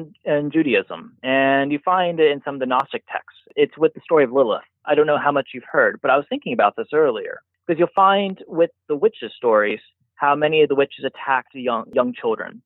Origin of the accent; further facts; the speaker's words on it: United States; moved away; I'm their American